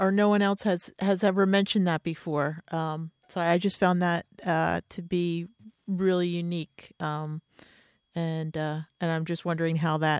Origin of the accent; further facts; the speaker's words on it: near Philadelphia, Pennsylvania, United States; also born or lived in Dayton, Ohio; I actually live in Pennsylvania. I pretty much grew up in Pennsylvania then, so but on the other side, near Philly.